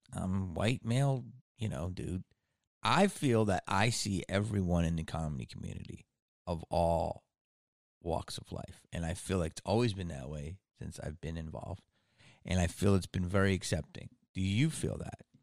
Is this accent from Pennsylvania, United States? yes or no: yes; Philadelphia, Pennsylvania, United States; moved away; I'm from Philly, okay? From Philly, so I I grew up